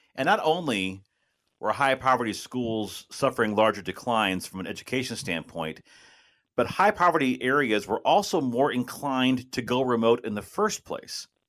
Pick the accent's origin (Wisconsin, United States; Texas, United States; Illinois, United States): Illinois, United States; Belleville; moved away as an adult; also born or lived in St. Charles, Missouri; now in Louisville, United States; I grew up in Belleville, went to Lindenwood over in St. Charles